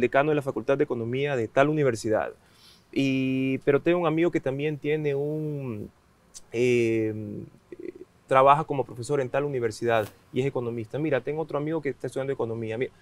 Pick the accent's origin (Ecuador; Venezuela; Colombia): Ecuador; Esmeraldas; moved away; yo soy de Esmeraldas